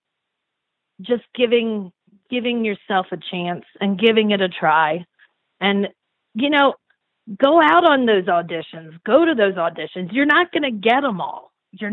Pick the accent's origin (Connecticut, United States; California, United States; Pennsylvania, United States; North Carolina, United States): Pennsylvania, United States; Lancaster; also born or lived in Illinois; now in Flagstaff, United States; I'm from Lancaster, Pennsylvania